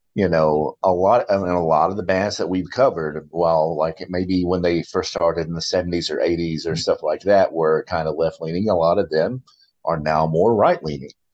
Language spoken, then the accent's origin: English; Kentucky, United States; moved away; I'm from Kentucky, as where two of the other people on the podcast currently reside